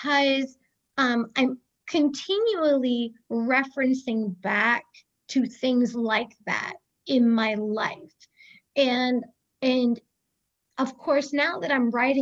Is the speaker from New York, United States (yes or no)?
no; a small town outside Boston, Massachusetts, United States; also born or lived in Maine; now in Birmingham, United States; I say I grew up in Boston, but it was a smaller town outside of Boston.